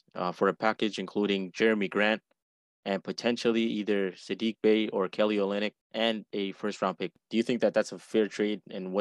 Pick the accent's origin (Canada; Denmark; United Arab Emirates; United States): United Arab Emirates; Abu Dhabi; moved away; also born or lived in Dubai; I grew up in Abu Dhabi, and I worked in Dubai for a little bit